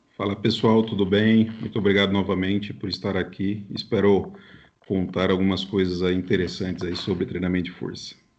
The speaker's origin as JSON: {"language": "Portuguese", "region": "interior of São Paulo", "country": "Brazil", "said": "eu nem era, na verdade, de São Paulo, eu sou do interior de São Paulo"}